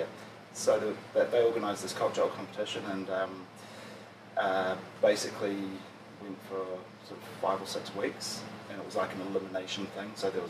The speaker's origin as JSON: {"language": "English", "region": "Auckland", "country": "New Zealand", "tie": "born or raised there", "said": "I grew up in Auckland."}